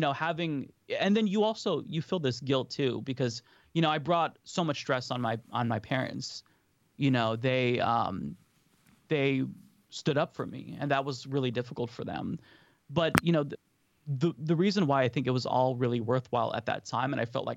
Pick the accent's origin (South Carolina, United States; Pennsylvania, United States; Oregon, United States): Oregon, United States; Portland; So I grew up in Oregon, actually. So in Portland